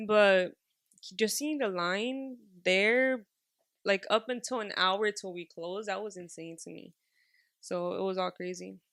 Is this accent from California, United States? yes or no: yes; Los Angeles, California, United States; I was raised in Highland Park and Drew Street